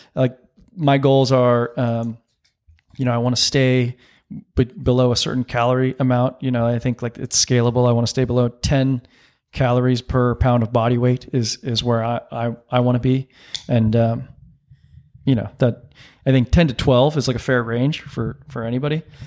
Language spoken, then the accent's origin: English; San Diego, California, United States; I grew up in San Diego